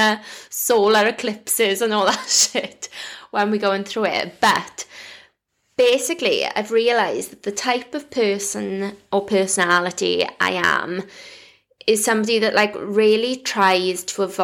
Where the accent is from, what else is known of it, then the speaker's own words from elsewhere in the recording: Wales, United Kingdom; I'm Welsh